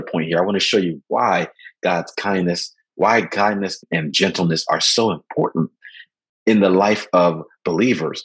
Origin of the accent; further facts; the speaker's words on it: Philadelphia, Pennsylvania, United States; I grew up in Philadelphia. When I grew up and where I was raised in West Philadelphia